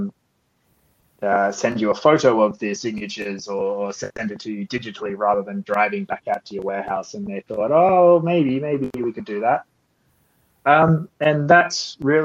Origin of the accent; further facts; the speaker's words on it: Port Macquarie, New South Wales, Australia; accent: Australian; moved away as an adult; also born or lived in Sydney / Toulouse; now in Paris, France; if you cannot tell from my accent, I am Australian. I was born in a town called Port Macquarie, nearly halfway between Sydney